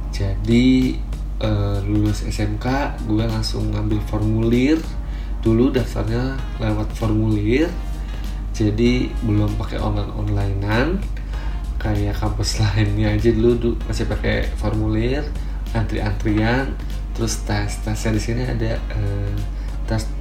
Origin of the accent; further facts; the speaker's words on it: Bandung, West Java, Indonesia; Gue lahir di Bandung, gue asli orang Bandung gue anak pertama dari dua bersaudara